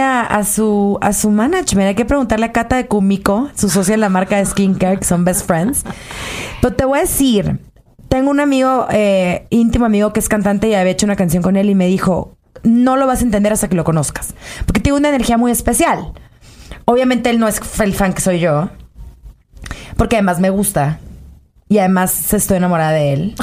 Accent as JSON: {"language": "Spanish", "town": "Culiacán", "region": "Sinaloa", "country": "Mexico", "said": "Soy de Culiacán"}